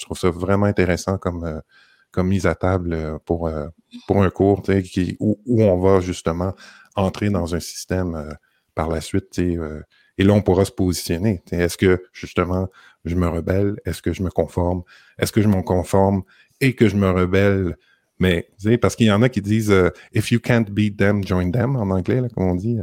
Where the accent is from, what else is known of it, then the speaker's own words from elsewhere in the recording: Montreal, Quebec, Canada; moved away; moi, je suis de Montréal